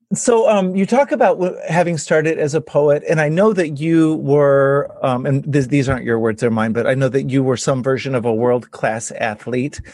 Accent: Texas, United States; now in Hudson Valley, New York, United States; I'm a seventh generation Texan, so growing up in Texas, we had snow twice

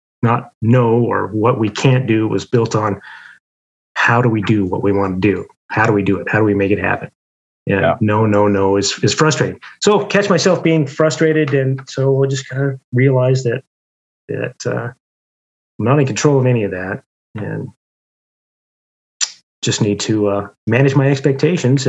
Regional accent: Idaho, United States; moved away; also born or lived in Atlanta; I grew up in Idaho, and I was working on a wheat farm.

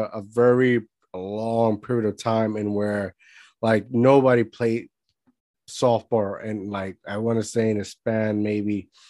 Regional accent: Puerto Rico; I grew up in Puerto Rico.

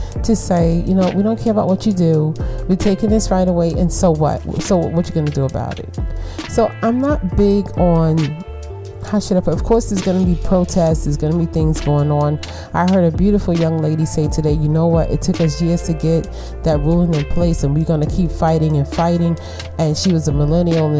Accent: United States; I'm African American, right? All right. 40% Nigerian

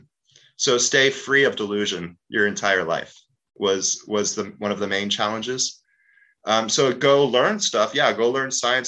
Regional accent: Cape Town, Western Cape, South Africa; I was born in Cape Town, South Africa during the apartheid

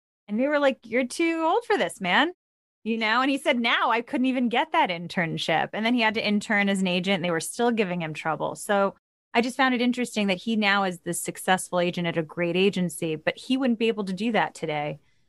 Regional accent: New York, United States; I grew up in New York.

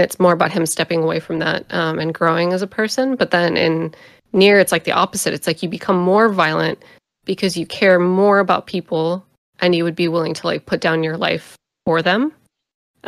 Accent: United States; I grew up in America during the events of 9/11

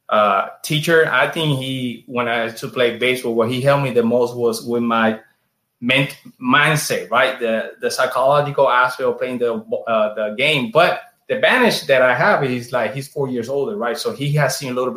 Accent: San Germán, Puerto Rico; English is a second language; moved away as an adult; also born or lived in Chicago, United States; now in Orlando, United States; I'm from San Germán

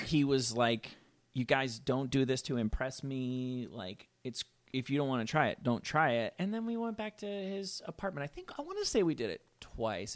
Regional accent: Rutherford, New Jersey, United States; I'm from Rutherford, New Jersey

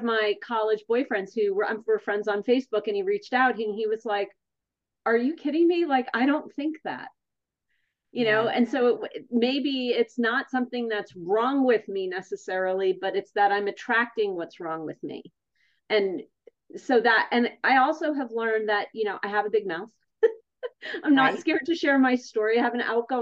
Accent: East Brunswick, New Jersey, United States; I grew up in East Brunswick, New Jersey with New Yorker parents who raised me.

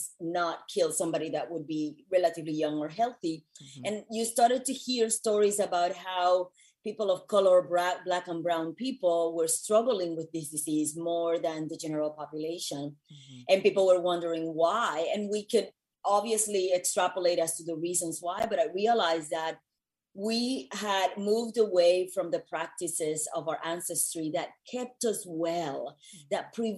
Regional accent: Puerto Rico; moved away as an adult; also born or lived in New York; now in Los Angeles, United States; I was born and raised in Puerto Rico

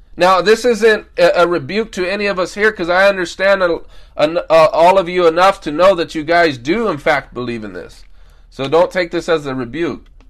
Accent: United States; us Americans

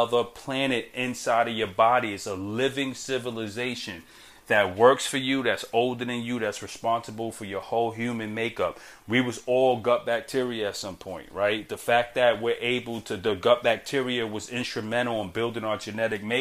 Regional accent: New York City, New York, United States; I'm a kid from Brooklyn

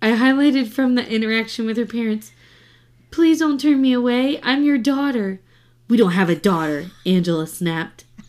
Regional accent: the South, United States; I'm from the South

